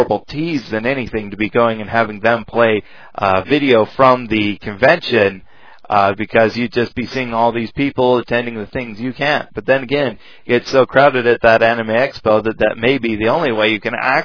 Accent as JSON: {"language": "English", "country": "United States", "said": "being an American"}